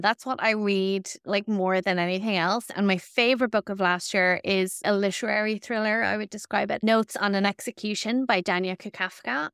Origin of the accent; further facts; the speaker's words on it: Ireland; we as Irish women